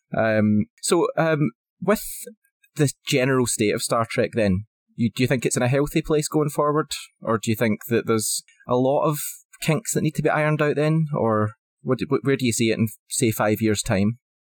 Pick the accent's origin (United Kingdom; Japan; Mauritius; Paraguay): United Kingdom; Scotland; as a Scotsman, it's definitely in my blood.